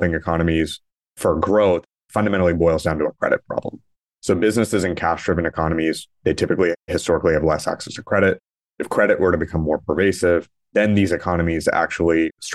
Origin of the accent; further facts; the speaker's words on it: India; As an Indian